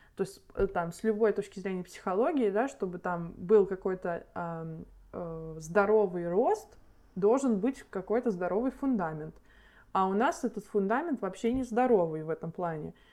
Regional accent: Nizhny Novgorod, Nizhny Novgorod Oblast, Russia; moved away; я из Нижнего Новгорода

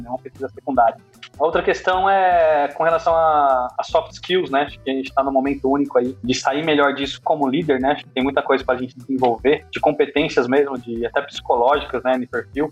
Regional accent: Brazil; como brasileiro

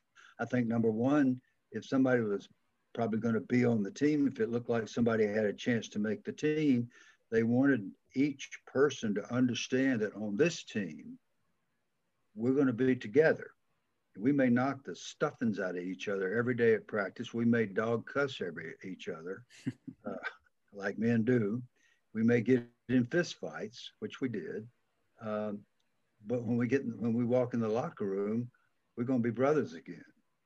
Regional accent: the South, United States; accent: Southern; I just figured they're going to hear my Southern accent, injure me, and send me home.

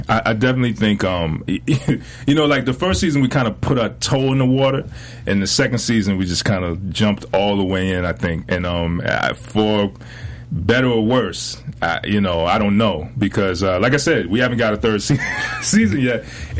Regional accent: Fayetteville, North Carolina, United States; also born or lived in Philadelphia; Well, no, I grew up in Fayetteville, North Carolina, affectionately known as Fayetteknow.

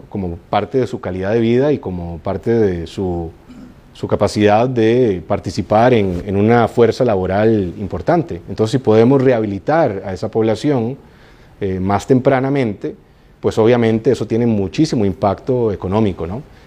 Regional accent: Costa Rica; yo soy orgullosamente costarricense

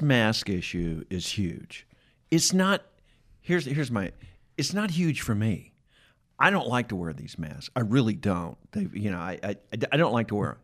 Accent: Atlanta, Georgia, United States; I grew up in Atlanta

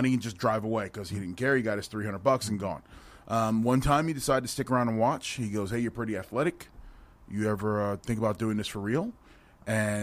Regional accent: New Jersey, United States; now in Las Vegas, United States; I was born and raised in New Jersey.

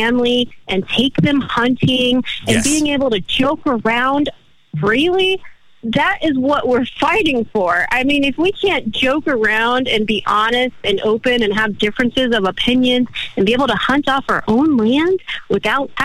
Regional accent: Florida, United States; also born or lived in Oregon; now in Texas, United States; I grew up in Florida

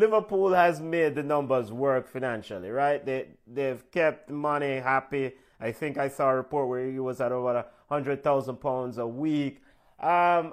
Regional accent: Jamaica; we are Jamaican.

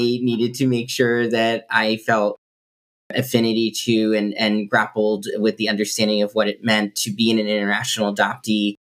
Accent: Massachusetts, United States; also born or lived in Intibucá, Honduras; very fortunate to come from the state of Massachusetts, have supportive parents and community

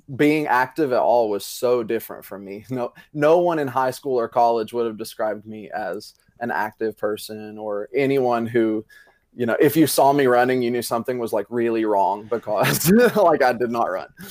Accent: Greeneville, Tennessee, United States; also born or lived in Johnson City, Tennessee; I am originally from Greenville, Tennessee

